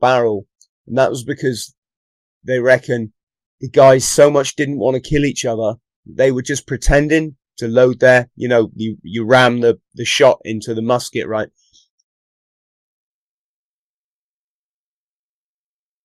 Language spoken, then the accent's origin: English; the Southwest, South West England, United Kingdom; also born or lived in London; I've lived most of my life in the Southwest